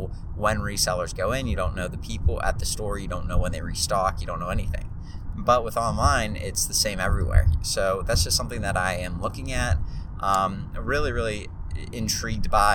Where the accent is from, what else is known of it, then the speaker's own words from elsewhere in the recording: Pittsburgh, Pennsylvania, United States; also born or lived in Charlotte, North Carolina; there's a chance that I end up leaving my hometown of Pittsburgh at some point to move somewhere else